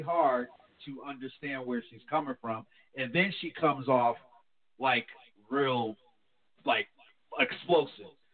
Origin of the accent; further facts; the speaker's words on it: New Jersey, United States; moved away; I'm from New Jersey